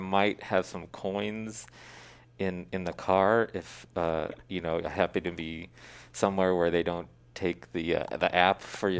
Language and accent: English; Stockton, California, United States; also born or lived in San Francisco / Treasure Island; I grew up primarily in Stockton, but yeah, spent my early childhood on Treasure Island when it was a Navy base.